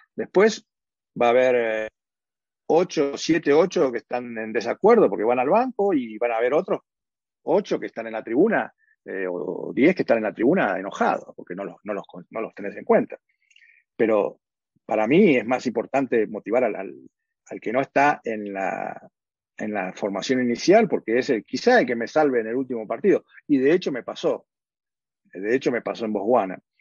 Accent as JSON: {"language": "Spanish", "country": "Argentina", "also_born_or_lived": "Los Angeles / Edmonton / New York / Johannesburg", "moved": "as an adult", "lives_now": "Kigali, Rwanda"}